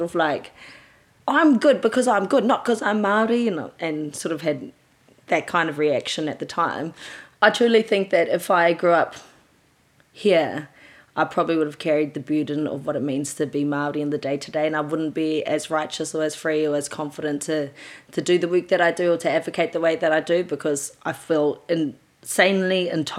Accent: Australia; also born or lived in Gisborne, New Zealand; I was born in Gisborne. Both my parents are from the coast, Ngāti Porou ways, Dad Rotoria and Mum Tararo in Hicks Bay. So first few years of my life was in Rotoria, but then we moved across to Australia when I was 3

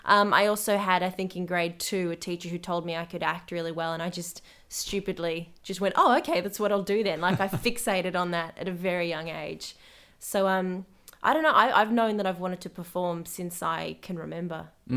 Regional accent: United Kingdom; I'm British, absolutely, and I will fight people on this.

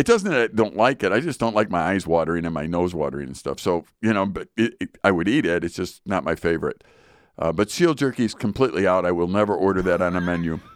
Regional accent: United States; I'm an American

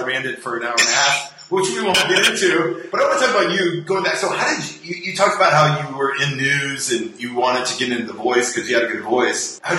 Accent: Nebraska, United States; moved away as an adult; now in Washington, D.C., United States; I grew up in Nebraska

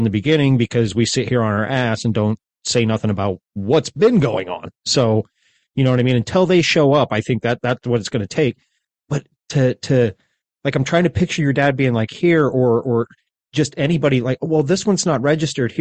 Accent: United States; as an American

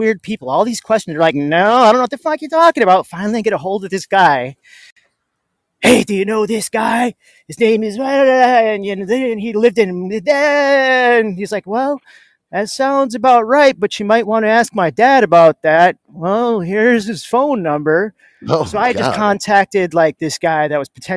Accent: Los Angeles, California, United States; I was born in Los Angeles

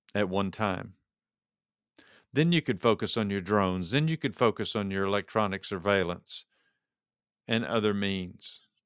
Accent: Texas, United States; moved away; I'm from Texas originally

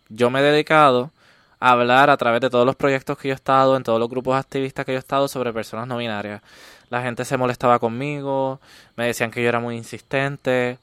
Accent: Comerío, Puerto Rico; vengo de Comerío, un pueblo ultraconservador.

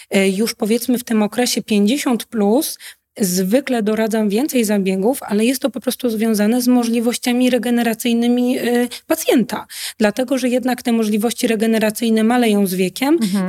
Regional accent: Poland; also born or lived in Łódź

